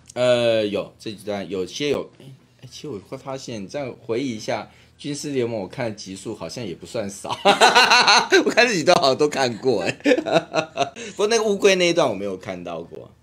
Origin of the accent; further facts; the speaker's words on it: Taiwan; 我会说我是台湾人，我是中国人，我的中国是中华民国